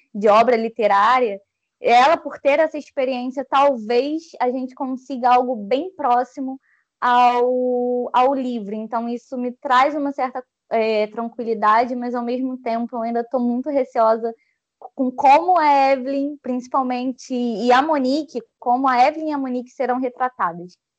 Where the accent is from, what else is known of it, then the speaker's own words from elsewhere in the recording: Rio de Janeiro, Brazil; carioca, 25 anos